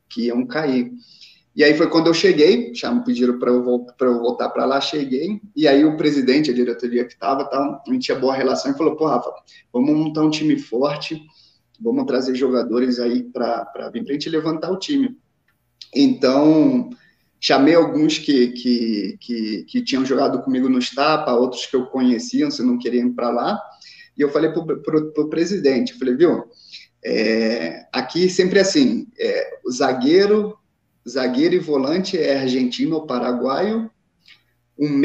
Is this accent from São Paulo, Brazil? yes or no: no; São João de Meriti, Rio de Janeiro, Brazil; born there; also born or lived in Itaguaí; eu nasci em São João de Meriti, mas é, morei em, em Itaguaí.